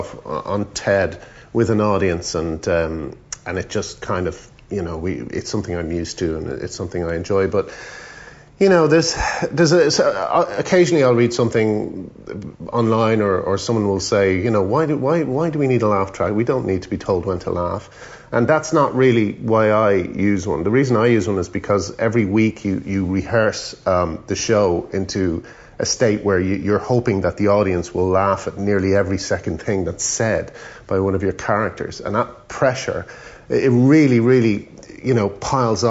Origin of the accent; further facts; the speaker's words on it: Ireland; moved away as an adult; also born or lived in England; growing up in Ireland